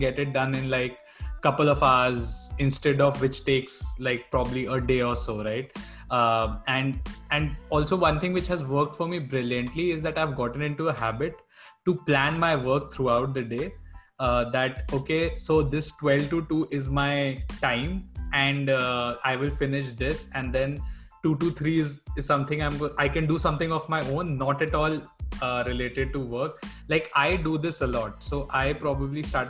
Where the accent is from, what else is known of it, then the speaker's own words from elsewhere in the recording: Bangalore, Karnataka, India; I'm from Bangalore